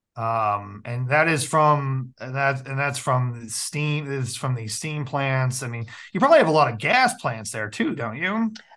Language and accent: English; the Ozarks, Missouri, United States; where I'm from, I'm from the Ozarks.